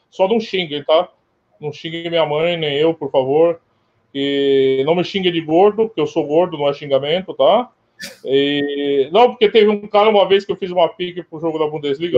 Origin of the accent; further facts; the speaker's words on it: Brazil; eu sou brasileiro